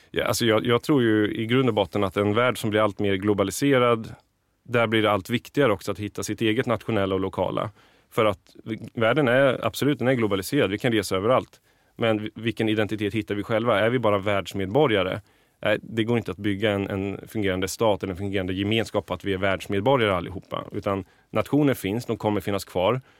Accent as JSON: {"language": "Swedish", "town": "Valdemarsvik", "region": "Östergötland", "country": "Sweden", "tie": "born or raised there", "said": "Jag kommer från en liten ort som heter Valdemarsvik som ligger i Östergötland, fem mil från Norrköping. Mm. Född och uppvuxen där"}